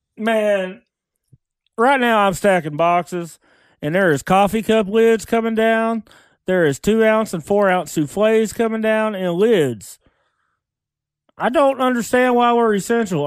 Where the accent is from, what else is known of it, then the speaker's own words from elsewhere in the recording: Lone Grove, Oklahoma, United States; I'm from Long Grove